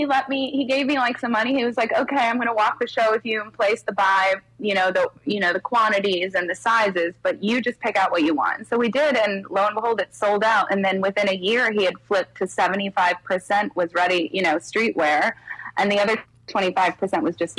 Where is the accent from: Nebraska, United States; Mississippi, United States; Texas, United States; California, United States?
California, United States; Laguna Beach; moved away as an adult; also born or lived in France / Ojai Valley; now in New York, United States; I was born in France and I moved to the States when I was about 2.5. I moved to Laguna Beach and I was raised there